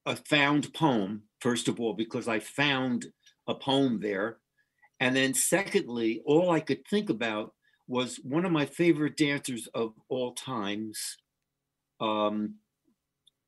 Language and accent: English; New Jersey, United States; I grew up in New Jersey, very close to Manhattan.